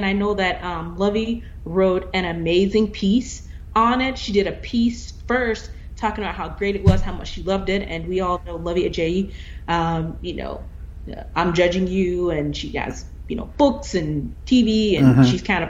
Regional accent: United States; I am American

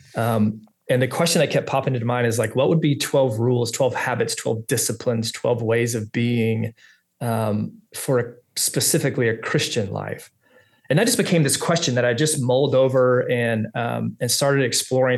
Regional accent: Texas, United States; also born or lived in Orange County, California; now in Little Rock, United States; I'm from Texas

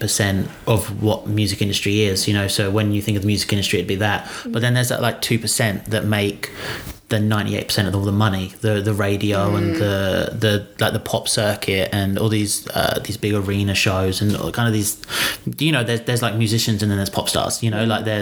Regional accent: United Kingdom; now in Australia; I'm British

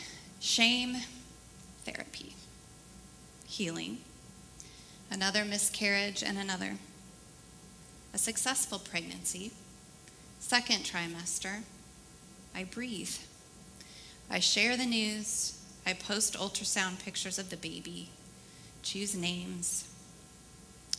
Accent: Portland, Oregon, United States; I grew up in the Portland area

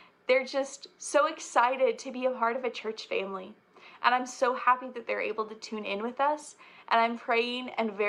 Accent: Ozark, Arkansas, United States; I'm from Ozark, Arkansas.

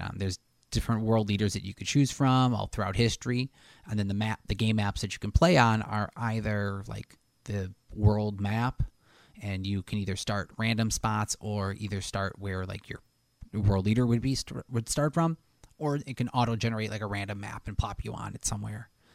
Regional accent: Buffalo, New York, United States; We're from Buffalo

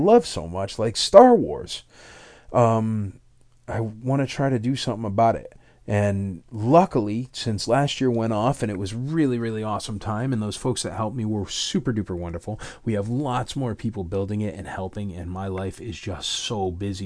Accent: Torrington, Connecticut, United States; moved away; I am from Torrington, Connecticut.

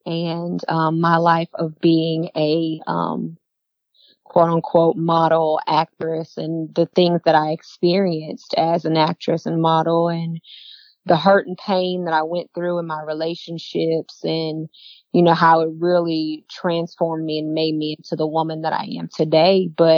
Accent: Michigan, United States; moved away as an adult; also born or lived in Europe; now in North Carolina, United States; I was born in North Carolina. Okay. And then when I was around 7 years old, I moved to Michigan. And then I moved to Europe for 2 years.

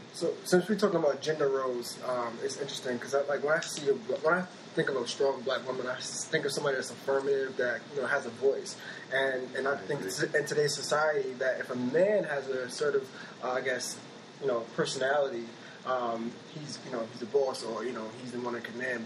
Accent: New York City, New York, United States; I was raised in East New York

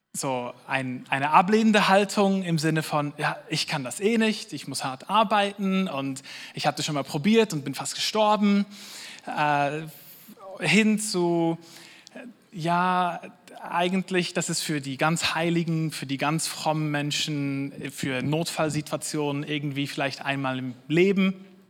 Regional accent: Switzerland; wir als Schweizer

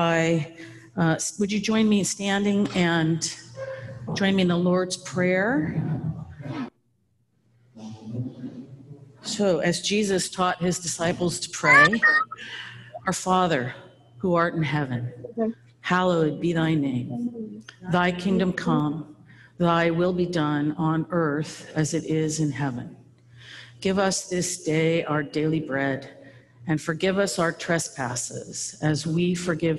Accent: Napa, California, United States; moved away as an adult; also born or lived in Durham, North Carolina / Alfred, New York / Baltimore, Maryland; I grew up in Napa.

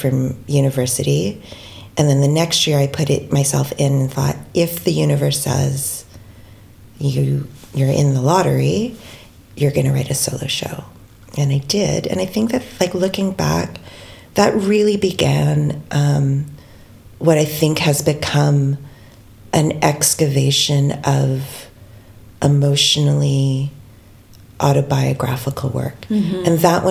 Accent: Canada; as a Filipino-Canadian cis woman

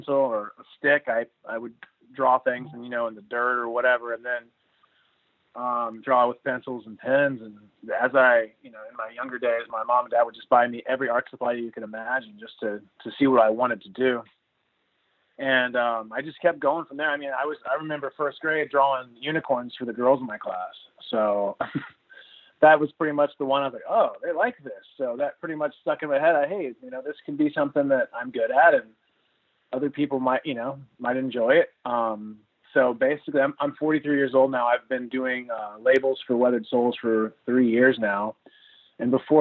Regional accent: Corpus Christi, Texas, United States; now in Austin, United States; Being from Corpus Christi is where I'm from

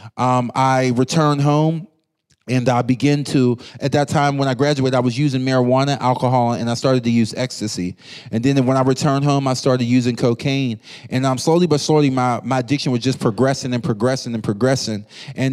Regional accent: Pittsburgh, Pennsylvania, United States; I grew up in Pittsburgh, Pennsylvania, going to church my whole life.

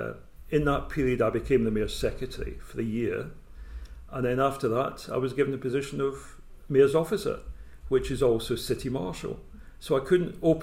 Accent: Scotland, United Kingdom; being Scottish

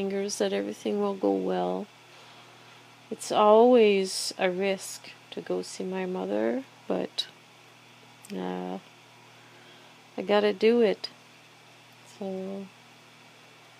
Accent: Quebec City, Quebec, Canada; moved away; I just like to go to my hometown

